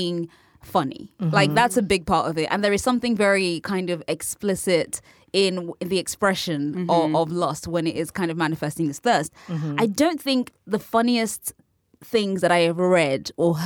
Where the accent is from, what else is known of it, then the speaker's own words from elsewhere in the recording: United Kingdom; I'm British and we say cock